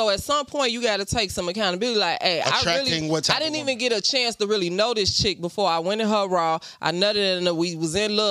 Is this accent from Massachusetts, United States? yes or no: no; Chicago, Illinois, United States; we grew up in Chicago, right?